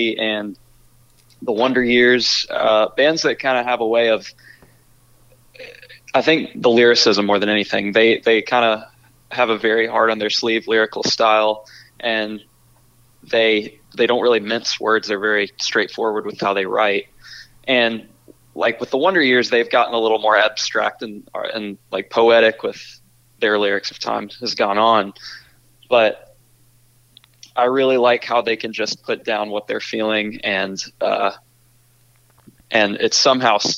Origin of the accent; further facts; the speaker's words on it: Charlotte, North Carolina, United States; we're from Charlotte